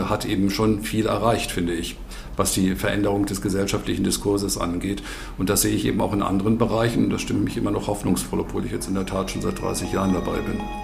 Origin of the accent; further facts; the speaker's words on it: Germany; bei uns in Deutschland